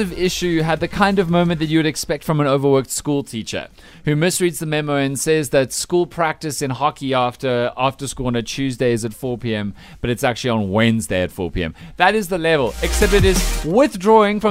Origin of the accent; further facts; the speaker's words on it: South Africa; Ramaphosa, our president